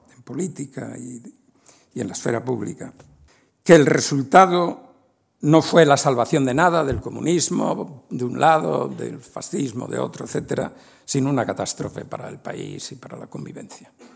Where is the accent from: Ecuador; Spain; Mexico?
Spain; Un español de 25 o 30 años en 1970